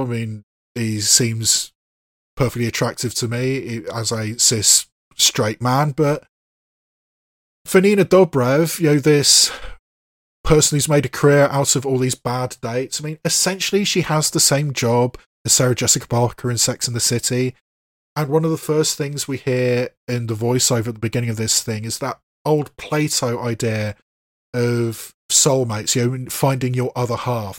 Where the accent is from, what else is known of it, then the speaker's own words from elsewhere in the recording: United Kingdom; as a native British person, I mean, I'm not Scottish myself